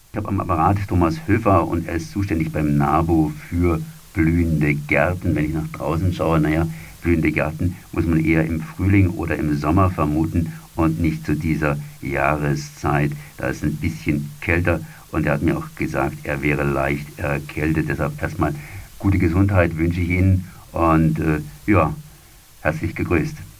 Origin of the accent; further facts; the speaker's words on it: Freiburg, Baden-Württemberg, Germany; bei uns in Freiburg